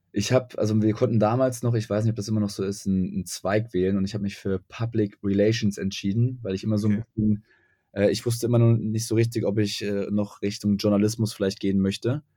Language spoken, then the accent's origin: German; Göttingen, Lower Saxony, Germany; moved away as an adult; also born or lived in Frankfurt; ich komme aus Göttingen